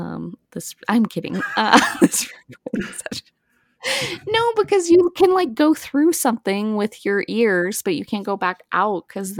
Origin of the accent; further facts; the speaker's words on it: Wisconsin, United States; I'm from Wisconsin.